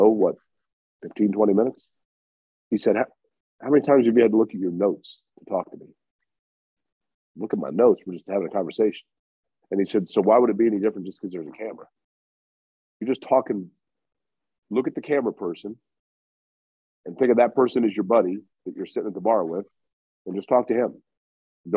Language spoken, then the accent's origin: English; Indianapolis, Indiana, United States; I grew up in Indy